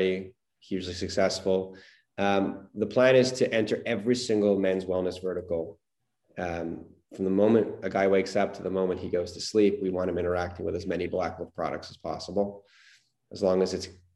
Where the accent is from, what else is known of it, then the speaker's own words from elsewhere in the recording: Montreal, Quebec, Canada; growing up in Montreal